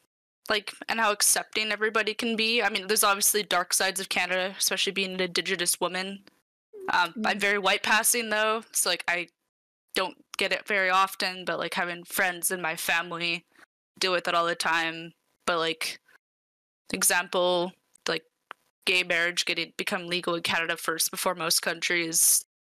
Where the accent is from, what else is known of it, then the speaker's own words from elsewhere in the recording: United States; like Americans, like, I'm American.